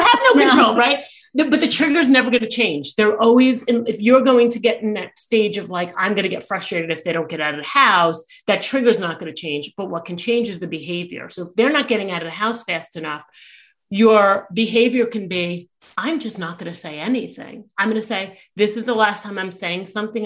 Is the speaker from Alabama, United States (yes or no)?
no; New York, United States; I am a New Yorker